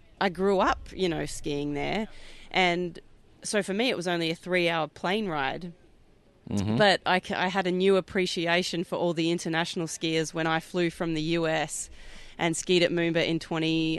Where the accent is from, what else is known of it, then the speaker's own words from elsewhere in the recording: Perth, Western Australia, Australia; I'm from Perth, Western Australia. I'm the only Western Australian woman to ever ski at the Masters